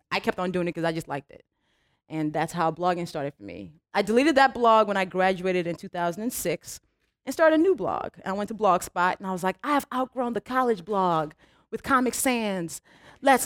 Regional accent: Nigeria; first language English and Yoruba; moved away; me as a Nigerian

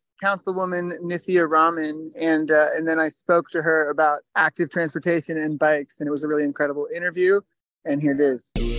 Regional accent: Ireland; I'm blushing. You can tell I'm just an Irish person.

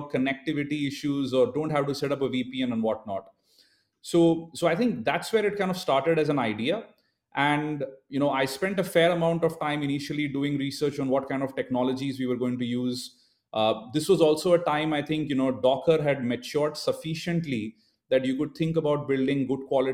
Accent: India; being born and brought up in India

